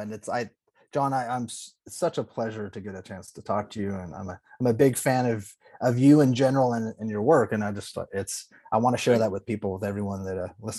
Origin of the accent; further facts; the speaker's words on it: Los Angeles, California, United States; also born or lived in Texas; I'm from Los Angeles, but Texas is in my heart and my soul. I lived in Texas for a year and I want to move back